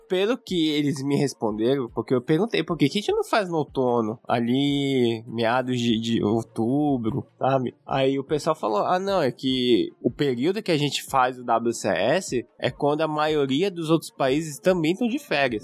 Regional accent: Brazil; now in Japan; aqui no Japão, na nossa visão de como brasileiros

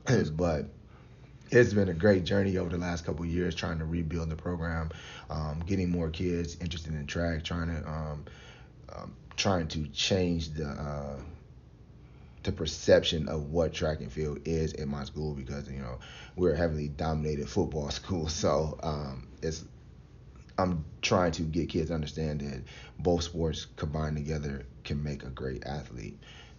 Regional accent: Maple Heights, Ohio, United States; They were all great people who kind of like were a part of my life growing up in Maple Heights.

